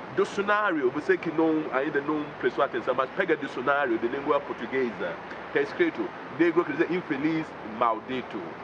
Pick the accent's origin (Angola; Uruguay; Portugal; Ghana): Ghana; moved away as an adult; now in Brazil; Eu sou africano de Ghana e eu moro no Brasil trinta anos